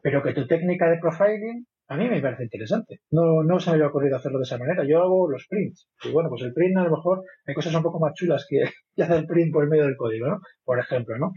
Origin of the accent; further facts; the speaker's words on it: Vigo, Galicia, Spain; now in Madrid, Spain; yo soy de Vigo, pero vivo en Madrid hace mucho tiempo